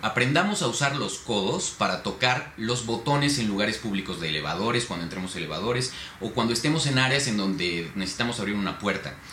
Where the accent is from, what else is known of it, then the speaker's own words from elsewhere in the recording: Mexico; como los mexicanos lo sabemos hacer